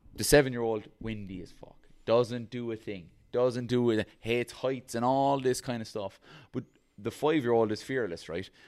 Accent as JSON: {"language": "English", "country": "Ireland", "said": "as an Irish person"}